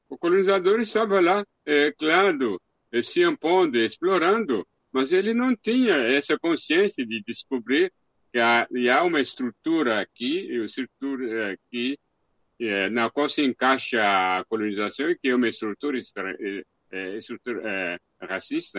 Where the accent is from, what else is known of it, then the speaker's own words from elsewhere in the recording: DR Congo; moved away; na minha aldeia, na República Democrática do Congo